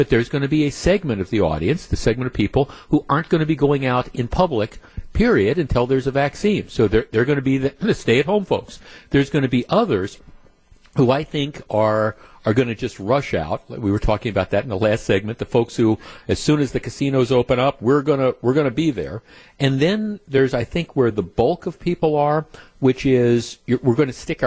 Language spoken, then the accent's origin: English; Glendale, Wisconsin, United States; I grew up in Glendale, and Northridge